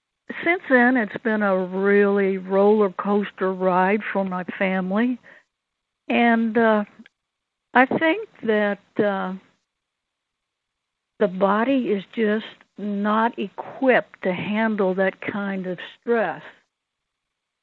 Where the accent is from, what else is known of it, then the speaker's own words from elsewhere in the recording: Lexington, Kentucky, United States; We're all from Lexington, Kentucky, although I have one brother that's a Buckeye